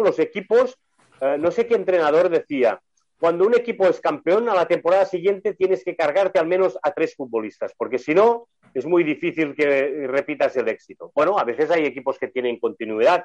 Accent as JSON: {"language": "Spanish", "country": "Spain", "said": "como somos españoles"}